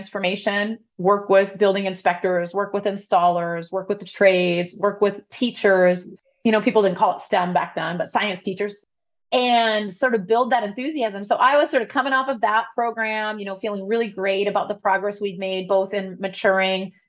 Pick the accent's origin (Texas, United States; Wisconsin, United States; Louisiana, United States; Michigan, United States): Wisconsin, United States; Madison; I grew up in Madison, Wisconsin, which had this really liberal, crunchy vibe.